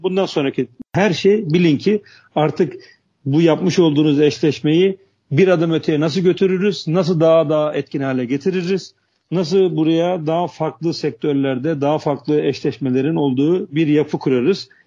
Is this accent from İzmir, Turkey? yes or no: no; Trabzon, Turkey; moved away as an adult; also born or lived in Istanbul; Trabzon doğumluyum. Liseyi, liseye kadar Trabzon'da, üniversiteyi de, e, İstanbul'da okudum.